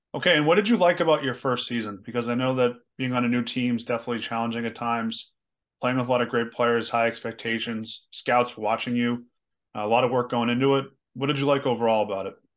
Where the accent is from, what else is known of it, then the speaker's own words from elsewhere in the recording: Boston, Massachusetts, United States; I'm from the Boston area